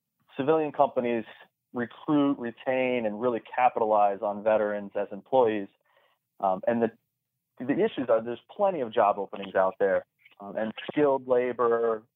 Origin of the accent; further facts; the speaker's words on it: South Florida, United States; I was already here in South Florida